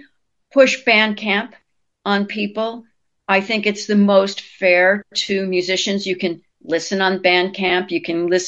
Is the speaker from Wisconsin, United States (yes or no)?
no; New York, United States; now in New Orleans, United States; I'm from New York.